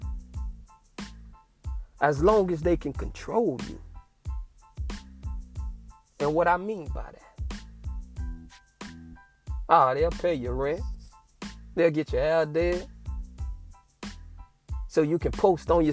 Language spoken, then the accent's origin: English; Fort Myers, Florida, United States; I'm from Fort Myers, Florida. Born and raised